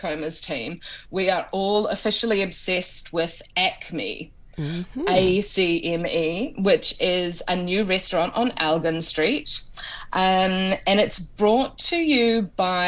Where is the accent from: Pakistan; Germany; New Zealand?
New Zealand; now in Hong Kong; I'm from New Zealand